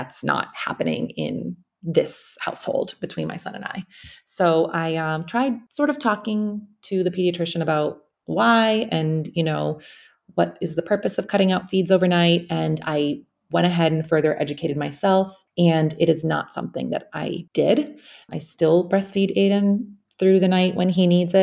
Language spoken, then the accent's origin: English; Bosnia & Herzegovina; now in United States; I'm currently in my home country, in Bosnia, I'm in Sarajevo